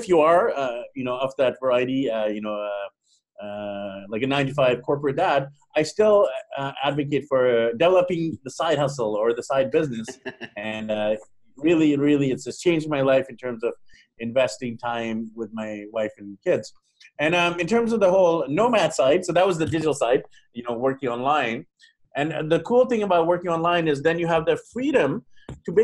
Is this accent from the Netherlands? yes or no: no; Vancouver, British Columbia, Canada; I'm actually from Vancouver, Vancouver, BC, Canada